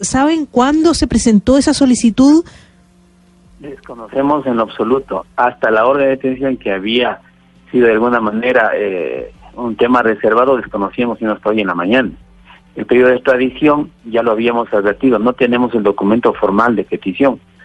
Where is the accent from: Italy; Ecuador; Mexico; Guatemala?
Ecuador; le digo como ecuatoriano, en mi territorio ecuatoriano